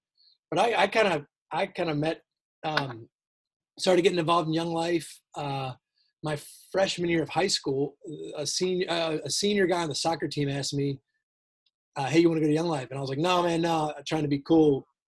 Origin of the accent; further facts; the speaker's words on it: Towson, Maryland, United States; moved away as an adult; also born or lived in Virginia; I grew up in Baltimore, Maryland, in Towson, actually. And then I came down to Virginia for college, went to University of Virginia.